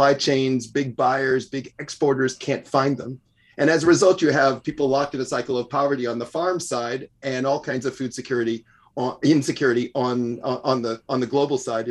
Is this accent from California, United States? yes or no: no; Cincinnati, Ohio, United States; I'm a Cincinnati boy, so I grew up in the Midwest